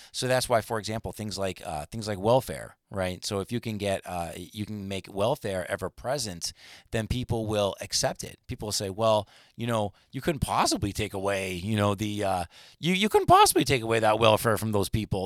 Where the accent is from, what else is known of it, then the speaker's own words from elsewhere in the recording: United States; as an American